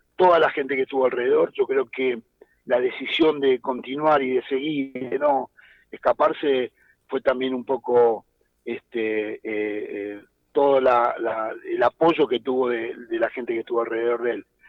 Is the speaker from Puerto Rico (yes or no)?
no; Argentina; somos argentinos